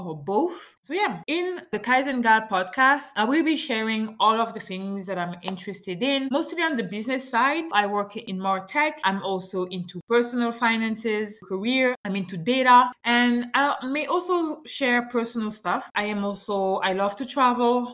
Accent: Gabon; first language French; English is a second language; also born or lived in France; now in Montreal, Canada; my home country is Gabon

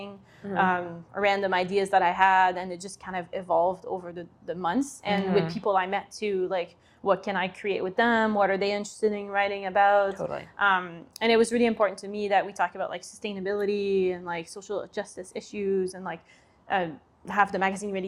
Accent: Quebec City, Quebec, Canada; moved away; I'm from Quebec City

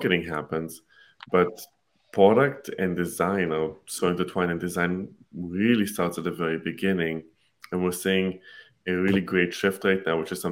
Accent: Israel; now in United States; I'm originally from Israel. I live in the US now

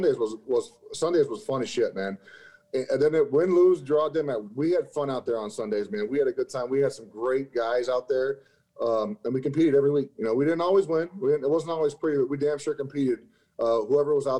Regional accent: Lovington, New Mexico, United States; moved away as an adult; also born or lived in Chicago, Illinois; I was a Cowboys fan growing up in New Mexico

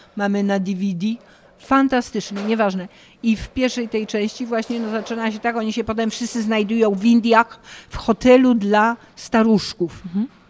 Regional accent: Poland; moved away as an adult; also born or lived in Paris, France

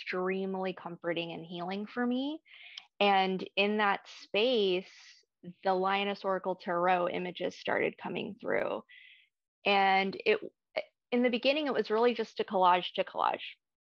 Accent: Ecuador; I was born in Ecuador

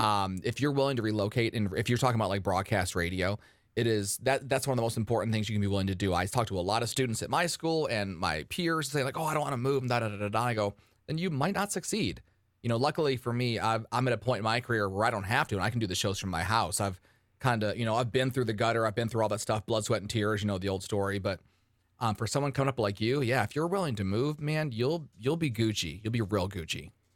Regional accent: Detroit, Michigan, United States; outside of Detroit, Michigan, my hometown

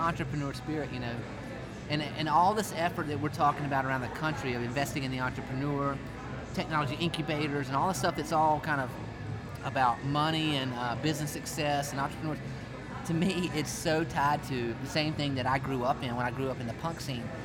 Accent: Rock Hill, South Carolina, United States; when I grew up in Rock Hill

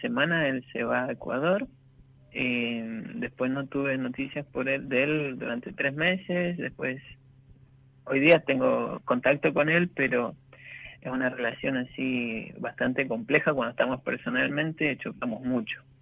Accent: Mendoza, Argentina; Yo vivo en Mendoza, soy de Mendoza, nací acá

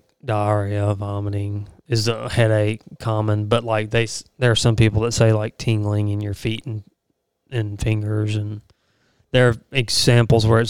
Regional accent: United States; growing up on the Pearl River

